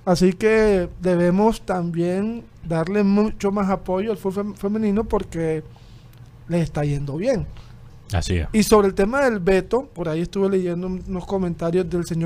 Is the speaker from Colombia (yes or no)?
yes; Colombia